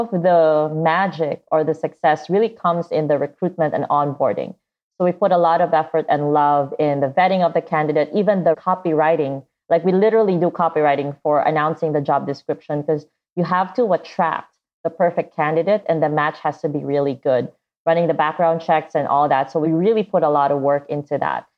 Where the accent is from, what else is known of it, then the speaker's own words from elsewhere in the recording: Davao, Davao Region, Philippines; I grew up in the Philippines in this city called Davao